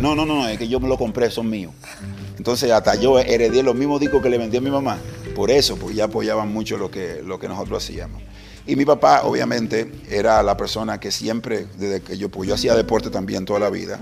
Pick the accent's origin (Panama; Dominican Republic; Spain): Dominican Republic; Santo Domingo, Distrito Nacional; Nací en, ese momento en las afueras de Santo Domingo, un barrio que se llama Herrera